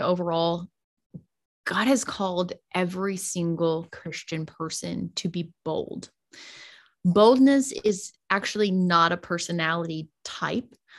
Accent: the South, United States; now in Las Vegas, United States; I was raised in the South, I was raised in the Bible Belt

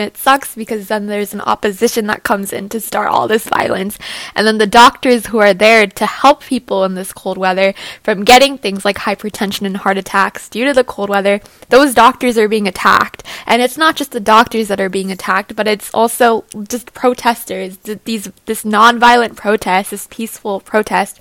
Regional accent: New Jersey, United States; I'm from New Jersey

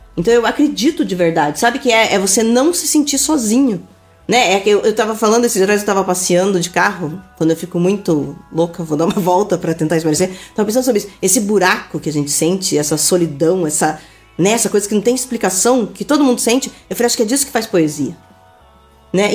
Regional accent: Araucária, Paraná, Brazil; vivi a vida inteira no Manuel Bandeira

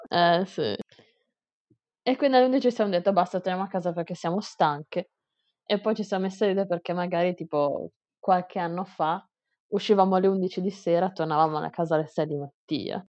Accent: Italy; moved away as an adult; now in Taiwan

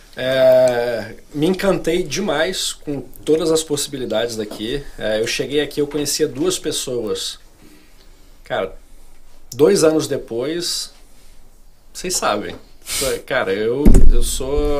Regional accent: Brasília, Federal District, Brazil; moved away as an adult; also born or lived in Rio de Janeiro; now in United States; Eu sou de Brasília. Sou um carioca falsificado. Eu nasci no Rio, mas eu cresci em Brasília

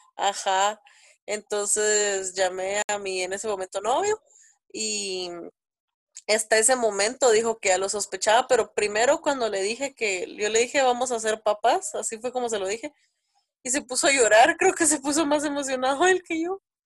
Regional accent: Guatemala City, Guatemala Department, Guatemala; soy de Guatemala, tengo 26 años

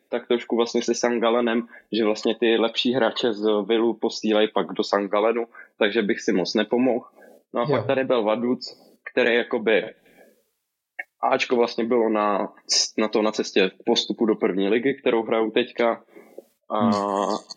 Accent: Brno, South Moravian Region, Czechia; ne, samozřejmě, že ne. jako Brňák.

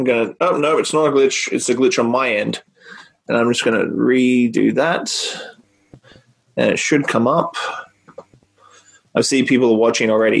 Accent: Australia; back home in Australia

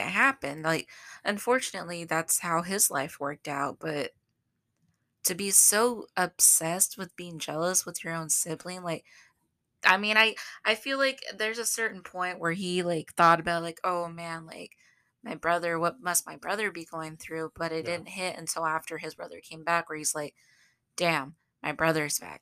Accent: Southern, United States; accent: southern; I use my southern accent

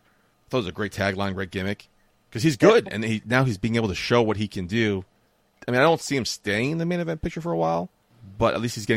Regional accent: New York City, New York, United States; he's billed from Bayside, New York, which is where I am from.

